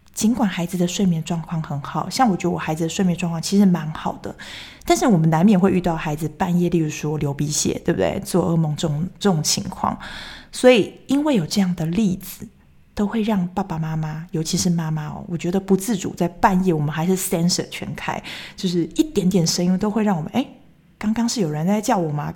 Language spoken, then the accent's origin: Chinese; Taichung, Taiwan; moved away as an adult; also born or lived in Taipei; now in Switzerland; 我是台中人，那我离家最远的时候就是到台北上班的那三年。所以二零一零年那时候来到瑞士